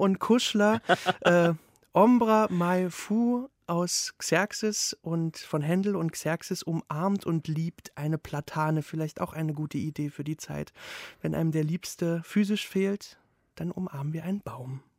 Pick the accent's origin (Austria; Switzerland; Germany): Germany; East Germany; ich bin ja ohne Religion aufgewachsen, so als Ossi